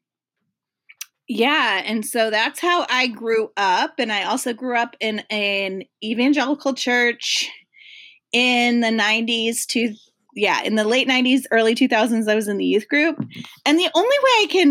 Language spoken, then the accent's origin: English; Toledo, Ohio, United States; I was raised in the Midwest, in Toledo, Ohio, really close to Michigan